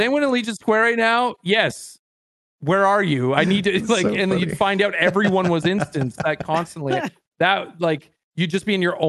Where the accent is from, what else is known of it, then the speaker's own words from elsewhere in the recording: Canada; I'm so Canadian